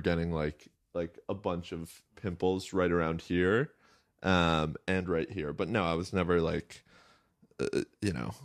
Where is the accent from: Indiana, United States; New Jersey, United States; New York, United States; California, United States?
New York, United States; Westchester; I grew up in Westchester.